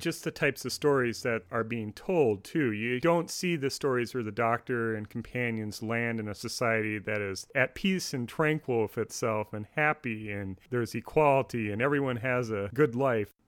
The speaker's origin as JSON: {"language": "English", "country": "United States", "said": "I, as an American"}